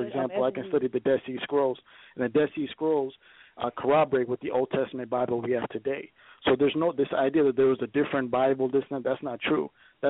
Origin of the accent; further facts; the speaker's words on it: Ethiopia; now in United States; I'm from Ethiopia, okay? I'm from Eastern Africa. I'm from that region.